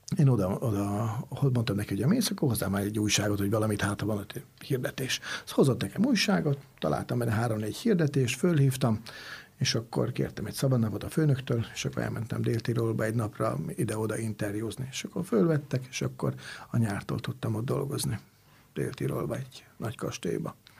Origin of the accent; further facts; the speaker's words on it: Hungary; also born or lived in Italy; én Magyarországról